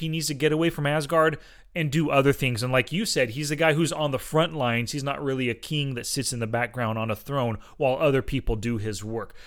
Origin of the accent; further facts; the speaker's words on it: Fresno, California, United States; you and I grew up in Fresno and Clovis area